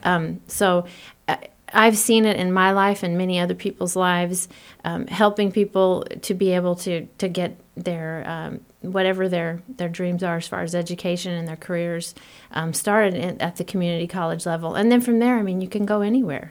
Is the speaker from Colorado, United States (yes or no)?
no; Florida, United States; moved away as an adult; also born or lived in Panama City, Florida; now in Midwest, United States; I am originally from Florida